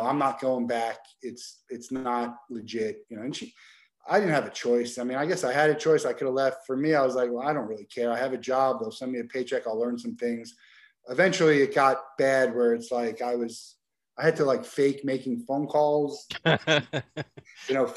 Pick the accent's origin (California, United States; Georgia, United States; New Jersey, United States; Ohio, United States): New Jersey, United States; I grew up in New Jersey